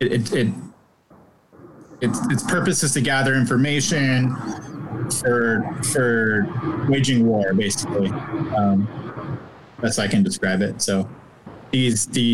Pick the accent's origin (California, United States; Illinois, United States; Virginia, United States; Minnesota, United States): California, United States; Northern; I'm from Northern California